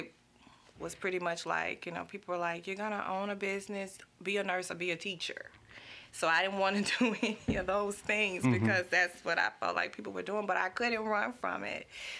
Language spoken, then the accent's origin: English; Baton Rouge, Louisiana, United States; Man, especially South Baton Rouge was a great place.